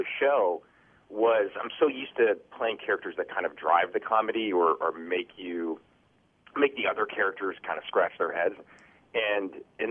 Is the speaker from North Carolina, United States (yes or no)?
no; Cottage Grove, Minnesota, United States; I grew up in Cottage Grove, Minnesota